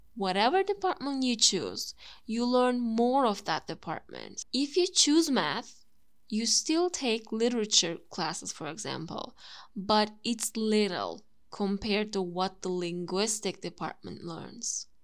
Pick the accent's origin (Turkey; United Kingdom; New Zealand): Turkey; first language Turkish; English is a second language; My native language is Turkish